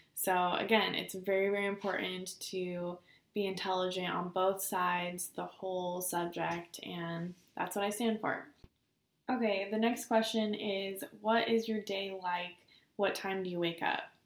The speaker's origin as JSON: {"language": "English", "town": "Bend", "region": "Oregon", "country": "United States", "moved": "as an adult", "lives_now": "Arizona, United States", "said": "I'm from Central Oregon, Bend specifically"}